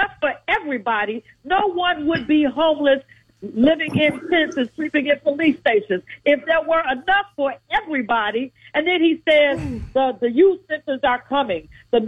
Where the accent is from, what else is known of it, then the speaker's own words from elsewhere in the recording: Chicago, Illinois, United States; I am from the west side of Chicago. We are from the Austin community